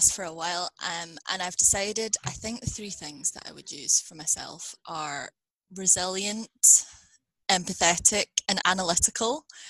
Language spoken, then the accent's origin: English; Scotland, United Kingdom; accent: Scottish; sometimes people in Scotland don't think I sound particularly Scottish, but my accent is Scottish, so or like Scottish British, because I have moved around within the UK.